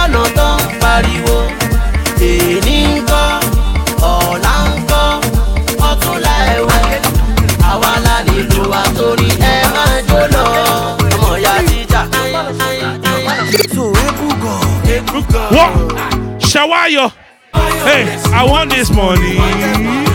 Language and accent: English; Nigeria; I'm from Nigeria